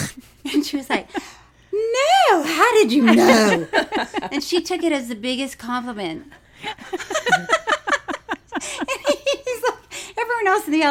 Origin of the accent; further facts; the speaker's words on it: Florida, United States; moved away; also born or lived in Tallahassee, Florida; I'm from Florida